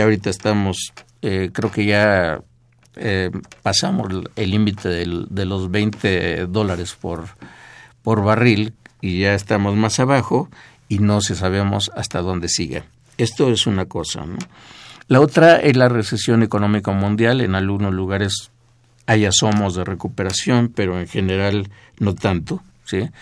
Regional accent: Mexico; somos la, población mexicana

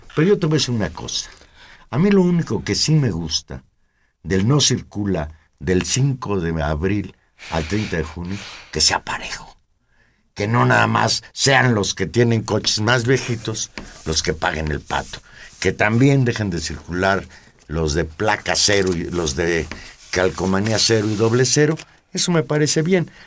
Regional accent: Mexico City, Mexico; yo siempre me he sentido habitante de la Ciudad de México.

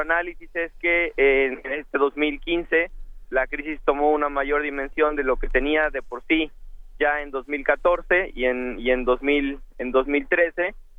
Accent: Mexico

